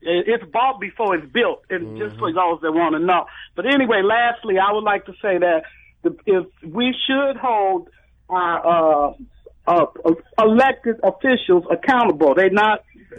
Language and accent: English; Chicago, Illinois, United States; I come from Cabrini Green, and when I look back, I've been gone from over there since about 20 years, 30 years.